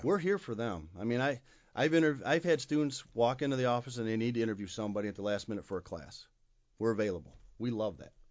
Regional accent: Kalamazoo, Michigan, United States; I was born and raised right here in Kalamazoo, Michigan

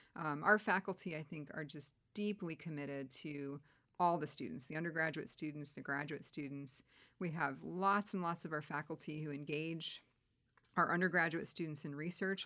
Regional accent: Wheeling, Illinois, United States; I grew up in Wheeling, Illinois, which is a northwest suburb of Chicago

